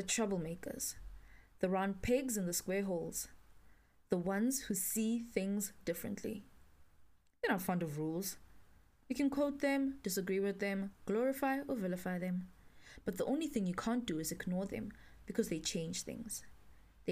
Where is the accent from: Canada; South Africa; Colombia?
South Africa; Pretoria, Gauteng; I grew up in Pretoria, born and bred, in Dorandia, Pretoria North to be specific